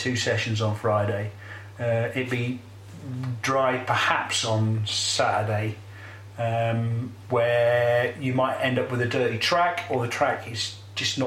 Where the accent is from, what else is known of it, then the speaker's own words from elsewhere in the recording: England, United Kingdom; we're English and not actually Catalan